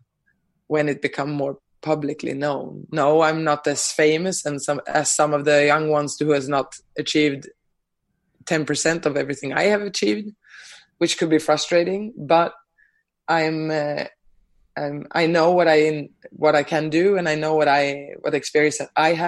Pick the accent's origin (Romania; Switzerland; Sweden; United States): Sweden; moved away; my home country, Sweden